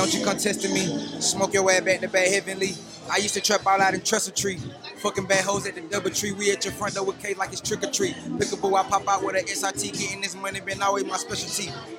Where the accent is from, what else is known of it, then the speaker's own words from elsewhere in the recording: Atlanta, Georgia, United States; moved away as an adult; now in Los Angeles, United States; I'm from Atlanta, Georgia, from the west side of Atlanta. I stay out here currently in L.A. right now. I've been out here for 2 years.